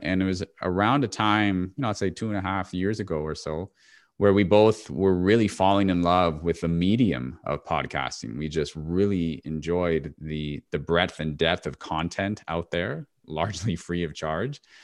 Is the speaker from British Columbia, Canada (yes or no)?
no; Toronto, Ontario, Canada; my hometown in Toronto